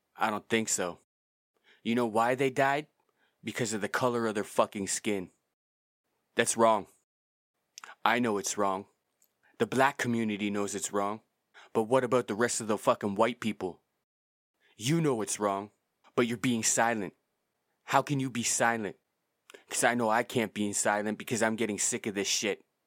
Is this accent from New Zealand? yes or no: no; Canada; I'm from Canada and I'm Canadian